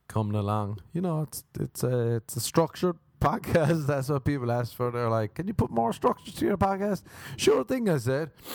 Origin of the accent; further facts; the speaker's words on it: Ireland; growing up in Ireland